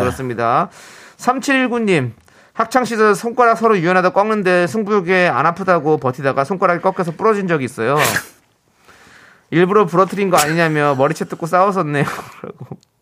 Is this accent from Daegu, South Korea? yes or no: no; Incheon, South Korea; 어렸을 때부터 이제 월미도에서 나, 자랐으니까